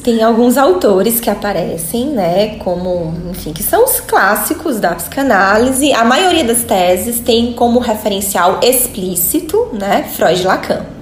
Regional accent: Fortaleza, Ceará, Brazil; moved away as an adult; also born or lived in Salvador, Brazil / France; eu sou de Fortaleza

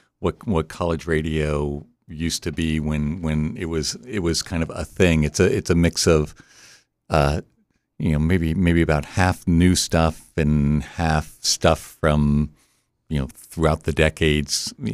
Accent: Delaware, United States; also born or lived in Abington, Pennsylvania / New Jersey; I was born outside of Philadelphia in Abington, Pennsylvania. Moved around a bit when I was a youngster and then ended up in New Jersey when I was a young kid, and then Delaware from like junior high on.

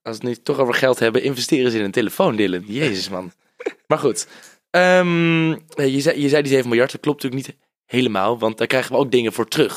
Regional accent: Netherlands; als Nederlanders

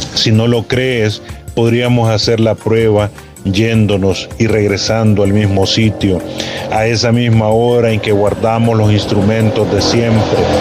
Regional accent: El Salvador; soy el poeta salvadoreño

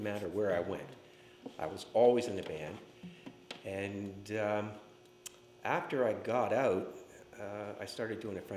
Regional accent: Timmins, Ontario, Canada; moved away; my hometown in Timmins

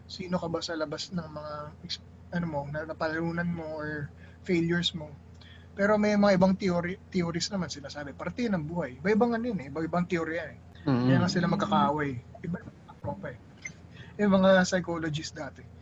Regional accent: Ilocos Region, Philippines; Kunwari, ako, Ilocano. Ilocano ako. Ilocano ako.

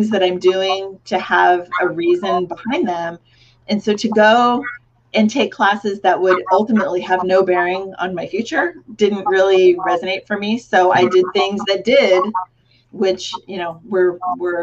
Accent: Cupertino, California, United States; when I was growing up in Cupertino, that's the founding birthplace of Apple Computer

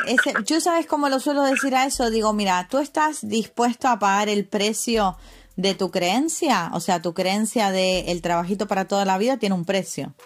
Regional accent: Argentina; now in Spain; yo como Argentina, país de crisis

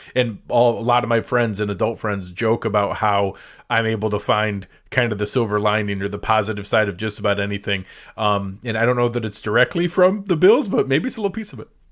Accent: Western New York, United States; moved away; I'm born and raised in Western New York

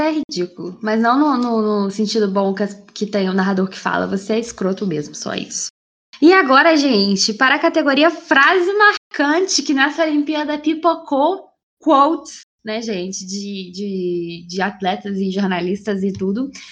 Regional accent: Brazil; eu sou brasileira

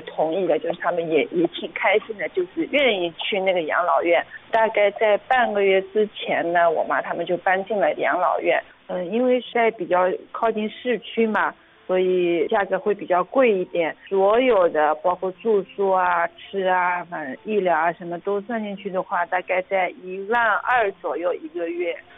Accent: Hangzhou, Zhejiang, China; 我呢是一土生土长的杭州人，在企业里面做 H R 的，我家里呢还有一个姐姐，我妈七十多，我爸八十多

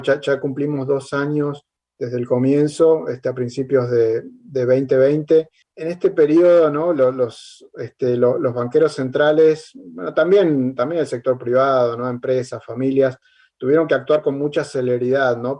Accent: Argentina; como argentino

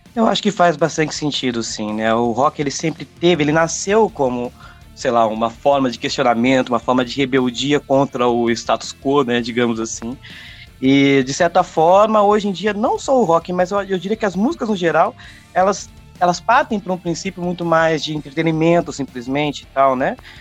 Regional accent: hometown in São Paulo state, Brazil; moved away as an adult; also born or lived in São Carlos / Brasília; eu tive vários projetos aqui na minha cidade natal, tal. Depois eu fui para São Carlos, uma cidade aqui também, em São Paulo

